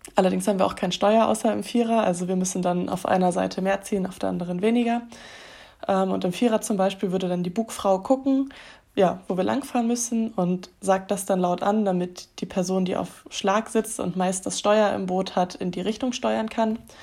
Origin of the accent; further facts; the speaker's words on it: Germany; bei uns in Deutschland